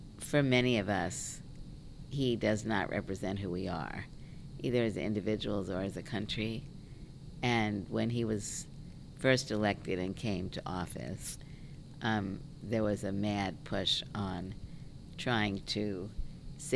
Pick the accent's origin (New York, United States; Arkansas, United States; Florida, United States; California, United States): New York, United States; New York City; I'm from Brooklyn